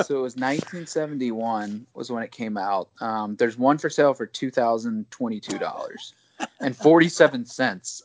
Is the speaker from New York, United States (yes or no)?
no; Alabama, United States; I'm from Alabama